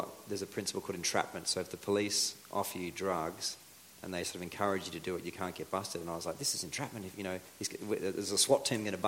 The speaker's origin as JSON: {"language": "English", "country": "Australia", "also_born_or_lived": "Bolivia / Colombia", "first_language": "English", "moved": "as an adult", "said": "we're Aussies, we're, you know, pretty sociable people in general"}